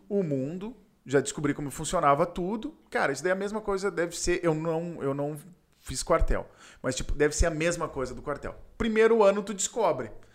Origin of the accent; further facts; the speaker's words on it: Porto Alegre, Rio Grande do Sul, Brazil; nasci na Ípica, ali na Zona Sul, na Schneider em específico